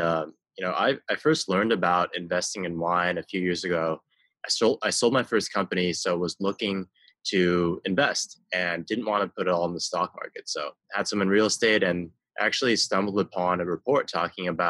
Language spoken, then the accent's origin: English; Beijing, China; I grew up in Beijing.